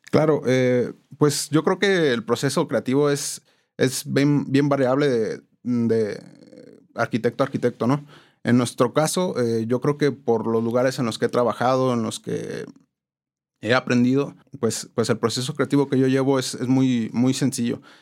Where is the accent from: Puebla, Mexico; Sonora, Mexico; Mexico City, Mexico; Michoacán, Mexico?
Michoacán, Mexico; Morelia; also born or lived in Tampico, Tamaulipas; nací en la ciudad de Tampico, Tamaulipas, pero, pero ya me considero michoacano, ¿no? Tengo aquí más de 25 años